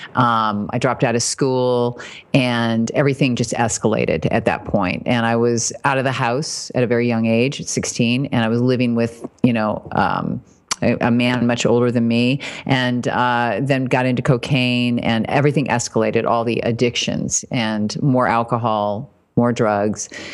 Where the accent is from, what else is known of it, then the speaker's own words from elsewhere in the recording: Fort Wayne, Indiana, United States; moved away; I was raised in Indiana, Fort Wayne, so Midwest